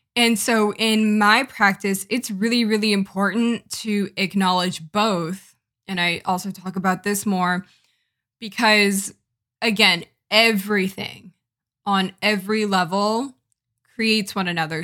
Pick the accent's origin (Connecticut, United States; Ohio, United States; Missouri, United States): Connecticut, United States; I am a Jamaican American from Connecticut.